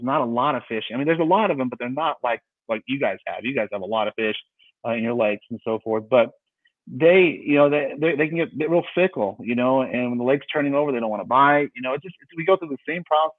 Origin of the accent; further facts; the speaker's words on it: San Diego, California, United States; I grew up in San Diego, California